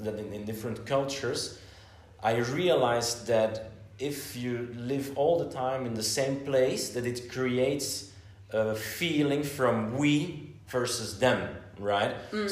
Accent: Flanders, Belgium; first language Dutch; English is a second language; Well, I think Dutch or Flemish is still my mother tongue, so this is probably the language I speak the best.

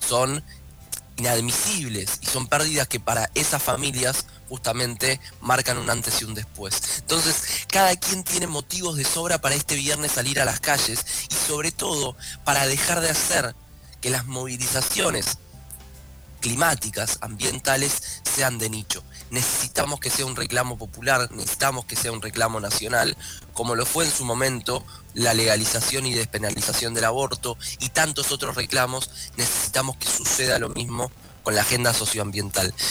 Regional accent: Argentina

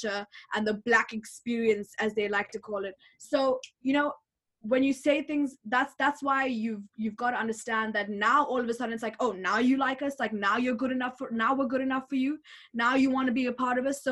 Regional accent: Botswana; moved away; growing up in Botswana

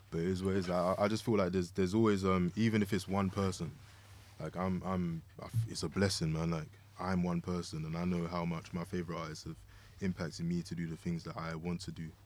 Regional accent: London, United Kingdom; moved away; also born or lived in Kansas City; growing up in Lewisham.

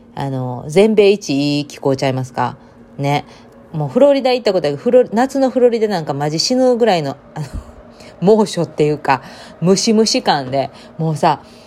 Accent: Japan; moved away as an adult; now in United States; 私、田舎出身なんで

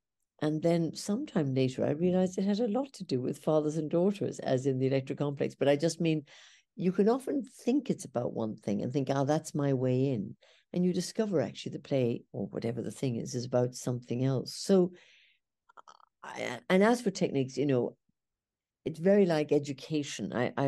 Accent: Ireland; moved away; because I came from Ireland. I went to England.

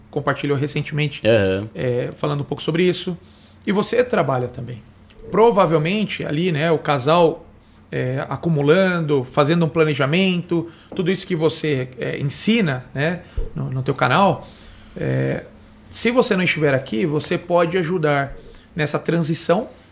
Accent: Osasco, São Paulo, Brazil; nascido em Osasco, criado em Osasco

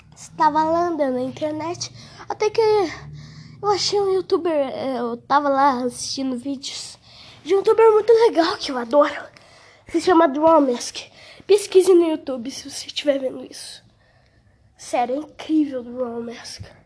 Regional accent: Brazil; Eu, eu juro que eu sou brasileiro. Juro que eu sou BR de coração

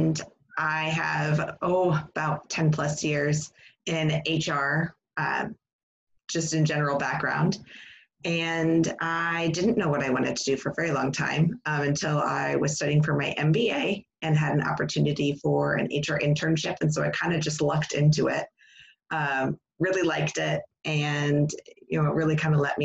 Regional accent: Indiana, United States; moved away as an adult; also born or lived in Texas; now in New Hampshire, United States; I'm originally from Indiana, though. That's why I don't have a Southern accent.

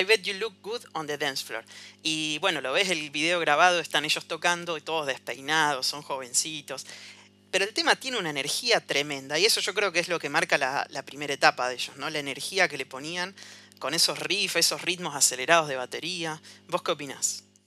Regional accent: Rosario, Santa Fe, Argentina; Nosotros somos de Argentina, no sé si lo dijimos, de Rosario

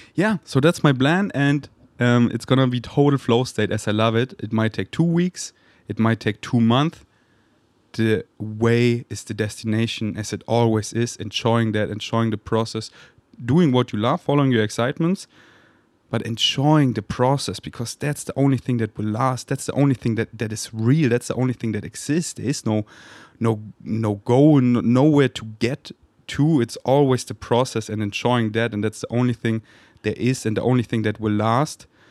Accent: Munich, Bavaria, Germany; moved away; also born or lived in Berlin; that's where I'm from, that's where my family lives, so I can chill with my mom and just be in my hometown

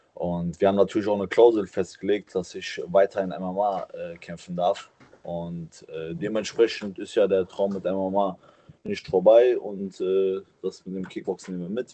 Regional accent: Cologne, North Rhine-Westphalia, Germany; meiner Heimatstadt Köln

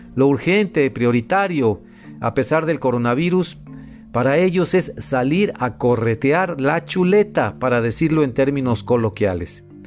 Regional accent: Mexico

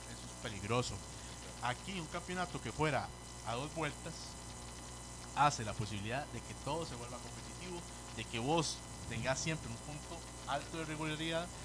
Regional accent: Pavas, San José, Costa Rica; Yo soy de Pavas, y amigo, ahí en Pavas Centro está la iglesia de Santa Bárbara, está, está la cancha de fútbol, hay 5 6 bares

